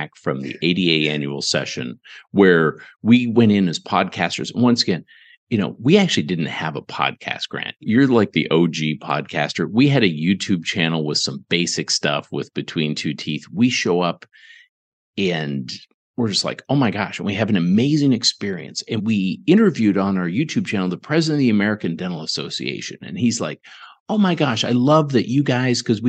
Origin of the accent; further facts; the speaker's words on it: Ontario, Canada; now in Garland, United States; I grew up in Ontario, Canada, small town.